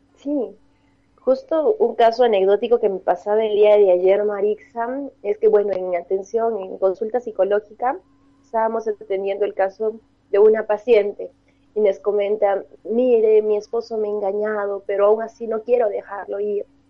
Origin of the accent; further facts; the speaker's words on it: Arequipa, Peru; yo soy de Arequipa